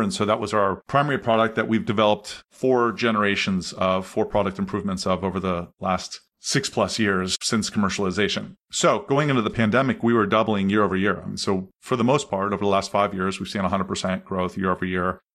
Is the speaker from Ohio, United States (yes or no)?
yes; Columbus, Ohio, United States; also born or lived in Anderson, Indiana; I grew up in Columbus, Ohio